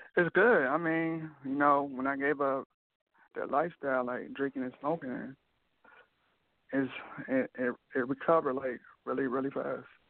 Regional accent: Rockford, Illinois, United States; now in Iowa, United States; I live in Iowa. I'm from Rockford, Illinois

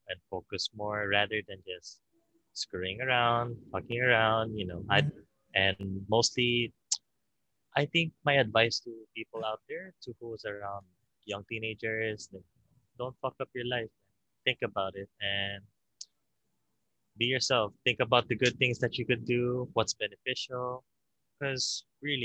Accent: Philippines; I'm Filipino, 21.

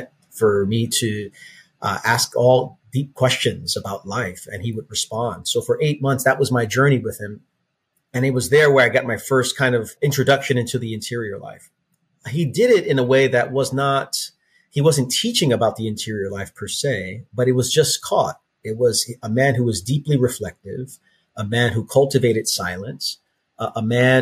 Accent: New York City, New York, United States; also born or lived in Queens, New York / Nassau County, Long Island; I grew up born and raised in Brooklyn, New York

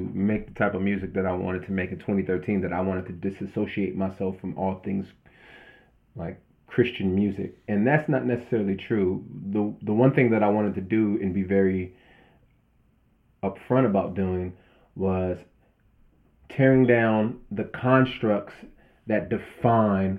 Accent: Southern California, United States; I grew up in Southern California, in kind of like gang culture

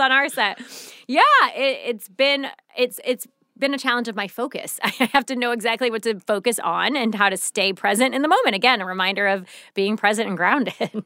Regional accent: St. Louis, Missouri, United States; moved away; I'm from Saint Louis, so it's a big city

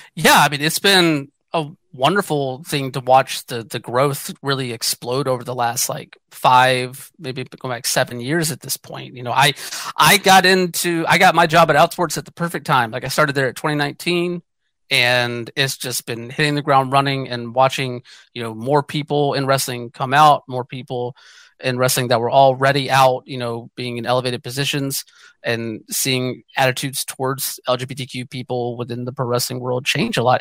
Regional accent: Georgia, United States; born or raised there; moved away as an adult; also born or lived in Atlanta, Georgia; now in western United States

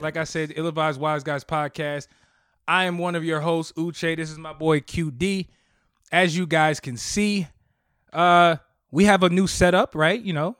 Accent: United States; I was born in America, sir.

